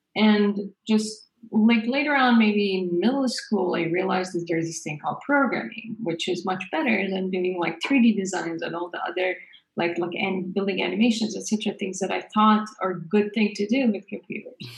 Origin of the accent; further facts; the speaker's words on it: Iran; moved away; I grew up in Iran. This is our high school in Iran